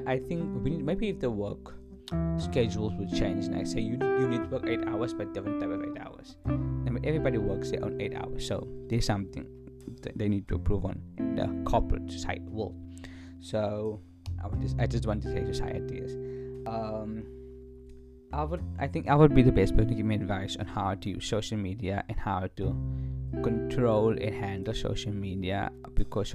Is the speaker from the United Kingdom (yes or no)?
no; South Africa; So to keep myself South African, knowing that I'm South African